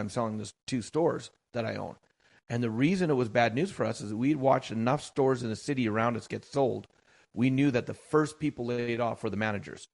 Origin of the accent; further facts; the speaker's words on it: Canada; I am Canadian born and bred.